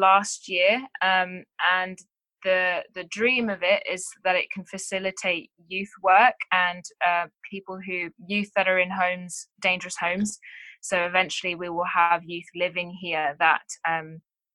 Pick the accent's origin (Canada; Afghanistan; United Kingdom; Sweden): United Kingdom; England; moved away as an adult; now in Townsville, Australia; I am from England.